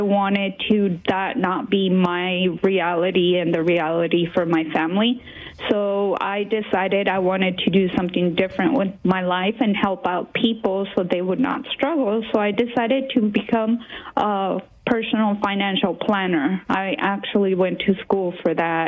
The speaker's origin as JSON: {"language": "English", "town": "San Antonio", "region": "Texas", "country": "United States", "tie": "born or raised there", "also_born_or_lived": "Mexico City, Mexico", "said": "I was born in Mexico City, but I moved to San Antonio, Texas when I was little. And I stayed here up until I joined the Navy"}